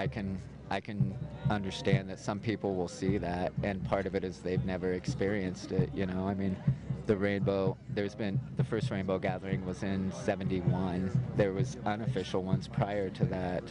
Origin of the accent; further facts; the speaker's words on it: Indiana, United States; I'm from Indiana, so there's no mountains there